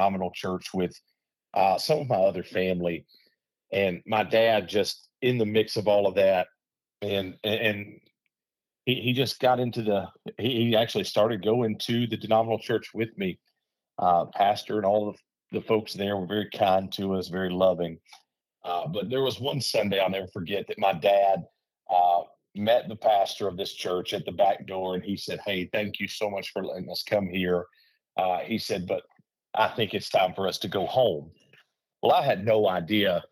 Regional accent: Boonville, Mississippi, United States; also born or lived in Tupelo, Mississippi; I was born in the big city of Tupelo, technically born there because, you know, there's no other hospital in our small town area. But I was raised in Boonville, Mississippi.

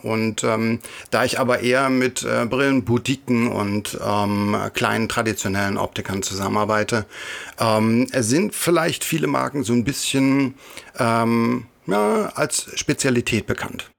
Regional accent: Thuringia, Germany; Ich komme aus äh, Thüringen

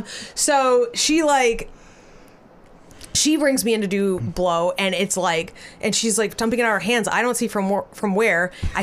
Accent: Arizona, United States; we're from Arizona

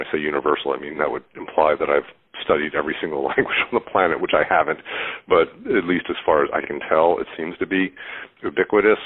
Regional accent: Philadelphia, Pennsylvania, United States; now in Boston, United States; I'm in Boston. I grew up in Philadelphia

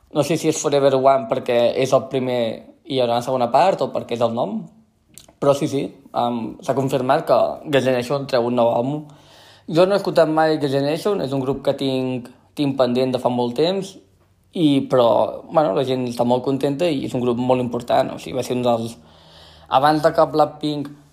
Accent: central Catalonia, Spain; accent: central Catalan; first language Catalan; parlo un català molt del centre de Catalunya

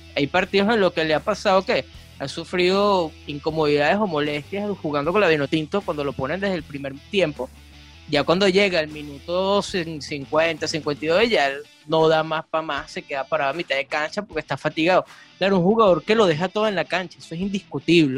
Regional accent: Venezuela; nosotros también como venezolanos

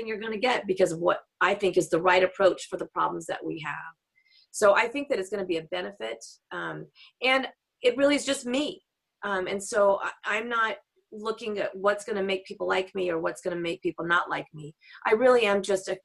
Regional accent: Texas, United States; also born or lived in Washington, D.C.; now in Seattle, United States; having grown up in Texas

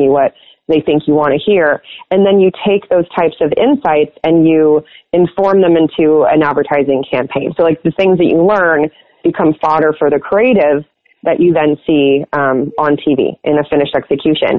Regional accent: Los Angeles, California, United States; moved away as an adult; I'm originally from Los Angeles

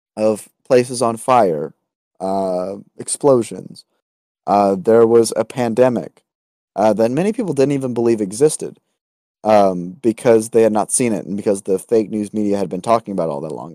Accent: United States; as an American

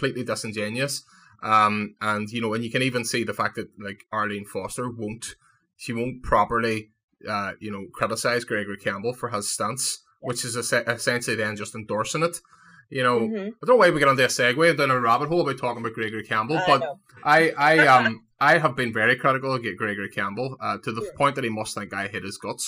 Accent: Derry, Northern Ireland, United Kingdom; moved away as an adult; now in Belfast, United Kingdom; I grew up in Rosemount

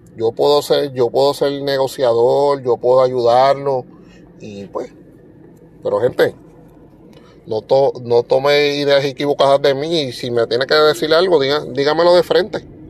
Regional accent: Puerto Rico; nosotros somos parte de los Estados Unidos, pero no somos continentales

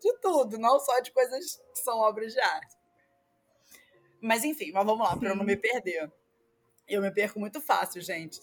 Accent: Rio de Janeiro, Brazil; accent: carioca; now in Maranhão, Brazil; carioca, como não conseguiria esconder, mesmo que se eu quisesse, pelo meu sotaque

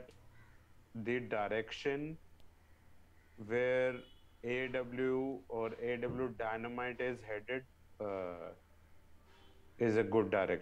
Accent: India; we are from India right now

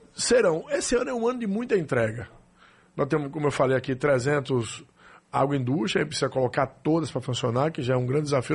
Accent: Serrinha, Brazil; eu nasci em Serrinha, no povoado de Serrinha

